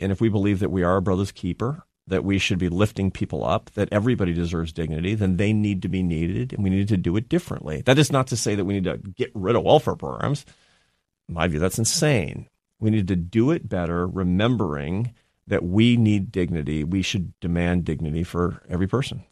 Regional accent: Seattle, Washington, United States; moved away as an adult; also born or lived in Spain; I'm from Seattle.

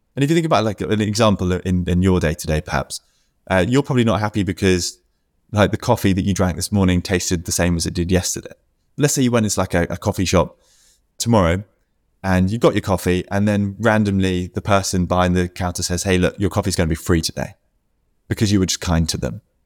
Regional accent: United Kingdom; me being a Brit

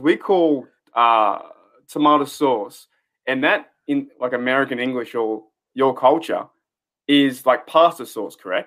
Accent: Australia; I'm from Australia.

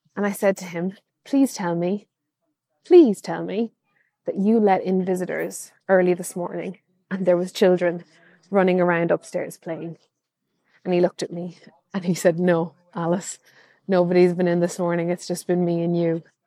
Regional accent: Kilkenny, Leinster, Ireland; I'm from Kilkenny, which is a medieval town full of history.

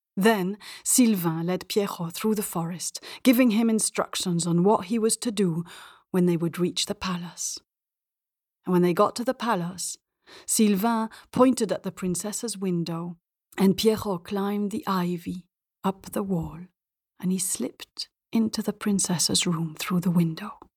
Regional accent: Belgium; also born or lived in England / India / north of Africa; now in Spain; I grew up in Belgium, speaking French at school and English with my mum

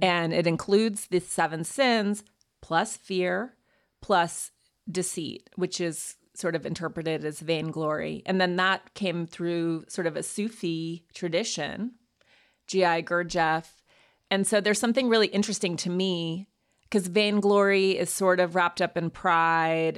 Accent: Montana, United States; moved away; also born or lived in New York; went to boarding school, went to Yale, but I'm from Montana

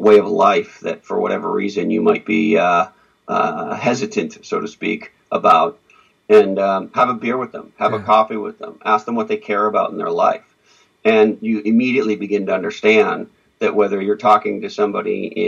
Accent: Montreal, Quebec, Canada; I grew up in Montreal, Canada

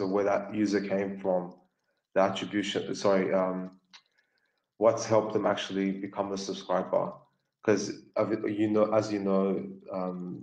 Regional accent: Sydney, New South Wales, Australia; I'm from Sydney

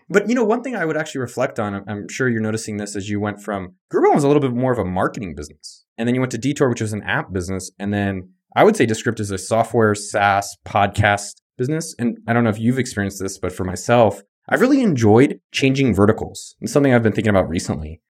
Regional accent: the Bay Area, California, United States; moved away as an adult; now in Austin, United States; I grew up in the Bay

